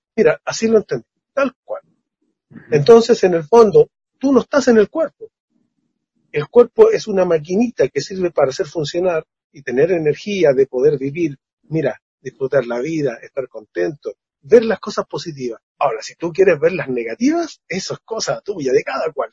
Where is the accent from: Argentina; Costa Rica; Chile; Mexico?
Chile; como chileno